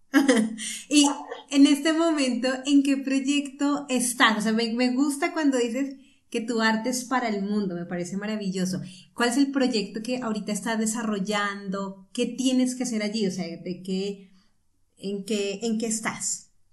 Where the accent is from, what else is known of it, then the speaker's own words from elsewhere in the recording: Bogotá, Colombia; accent: Colombian; Yo soy de Bogotá, pero mi familia paterna es, es Guajira. pero sí, soy, de Bogotá.